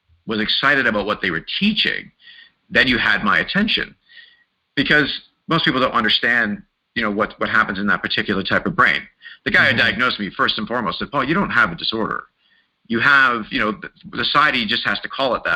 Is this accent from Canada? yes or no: yes; Mississauga, Ontario, Canada; also born or lived in Wimbledon, London; I ended up growing up in Mississauga, just outside of Toronto